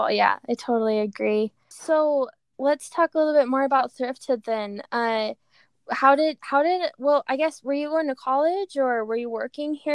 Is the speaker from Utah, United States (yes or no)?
yes; Pleasant Grove, Utah, United States; also born or lived in Cayman Islands; grew up in Pleasant Grove, so just right here